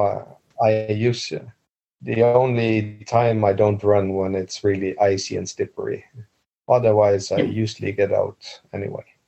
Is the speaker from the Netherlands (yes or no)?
yes; Netherlands; English is a second language; moved away as an adult; now in Bergen, Norway; I was born I was born in Holland and moved to Norway when in 2002